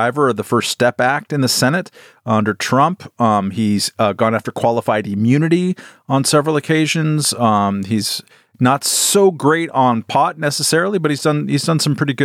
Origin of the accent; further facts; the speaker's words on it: California, United States; I'm from California